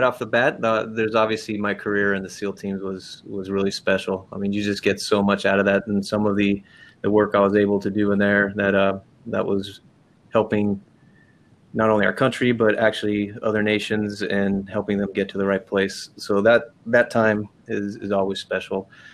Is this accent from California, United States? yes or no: yes; Los Angeles, California, United States; moved away as an adult; the people I knew growing up in Venice Beach, California